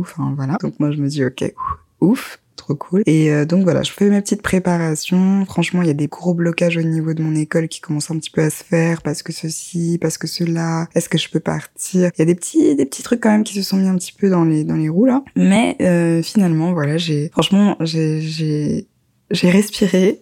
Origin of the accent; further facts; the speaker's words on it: Guadeloupe; je suis guadeloupéenne